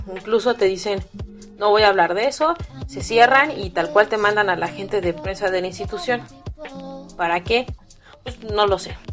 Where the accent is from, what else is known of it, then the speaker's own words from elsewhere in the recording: Mexico; Así somos los mexicanos